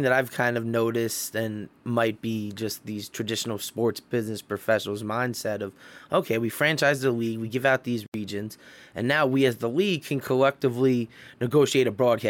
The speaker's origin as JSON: {"language": "English", "town": "Cleveland", "region": "Ohio", "country": "United States", "said": "Oh, I'm from Cleveland, so I'm gonna like the Cleveland team."}